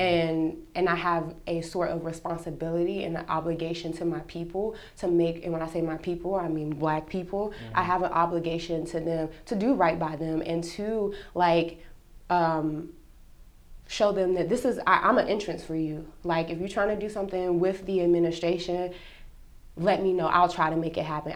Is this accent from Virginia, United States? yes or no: no; North Carolina, United States; moved away as an adult; now in Texas, United States; I grew up in North Carolina. Mm-hmm. Uh, whole life, born, raised, educated, everything, North Carolina